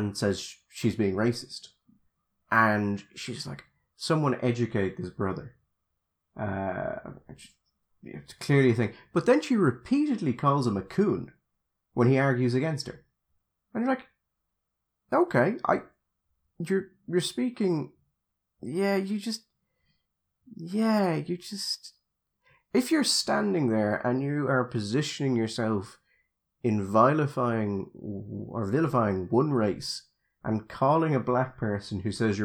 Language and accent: English; Dublin, Leinster, Ireland; I'm originally from Dublin, you can tell